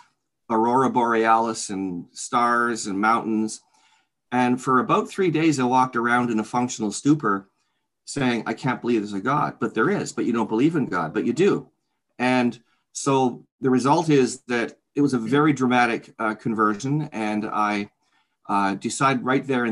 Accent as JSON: {"language": "English", "town": "Oakville", "region": "Ontario", "country": "Canada", "tie": "born or raised there", "also_born_or_lived": "Toronto, Ontario", "lives_now": "Hamilton, Canada", "said": "I'm a native Canadian, fourth generation. I was born in Toronto, raised in Oakville, Ontario."}